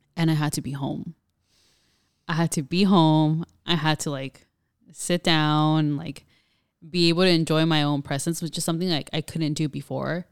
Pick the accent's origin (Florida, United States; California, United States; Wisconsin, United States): California, United States; Pomona; born and raised in Pomona, California